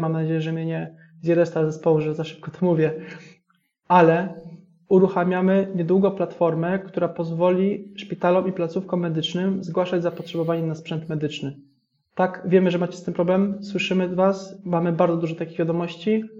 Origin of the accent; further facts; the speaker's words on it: Jastrzębie-Zdrój, Silesian Voivodeship, Poland; ja jestem z Jastrzębia Zdroju, akurat się wywodzę